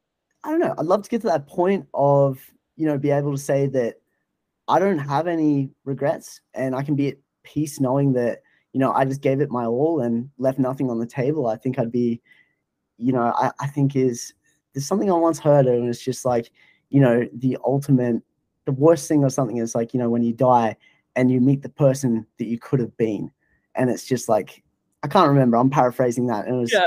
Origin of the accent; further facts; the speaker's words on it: Australia; I love that, you know, being an Australian and you're giving this platform as well.